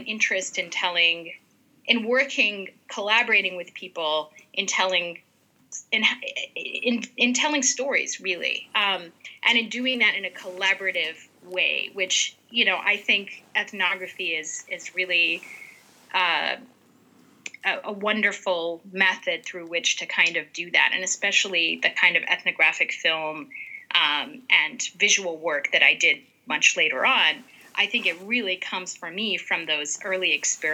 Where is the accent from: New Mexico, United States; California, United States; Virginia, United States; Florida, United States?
California, United States; right outside of Los Angeles; I grew up right outside of Los Angeles